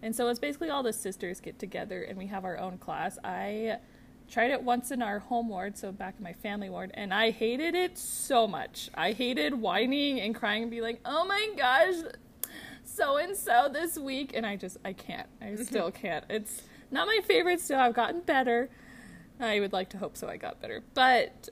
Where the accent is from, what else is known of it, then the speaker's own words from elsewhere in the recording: United States; moved away; also born or lived in North Carolina / Florida; I grew up in North Carolina in Florida.